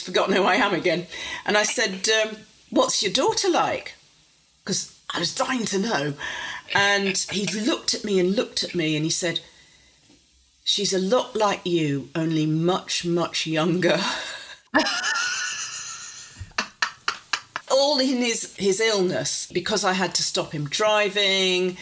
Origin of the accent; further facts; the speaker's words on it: Warrington, North West England, United Kingdom; I grew up outside Warrington and there wasn't a very big middle-class population, and they thought I'd pick up a terrible accent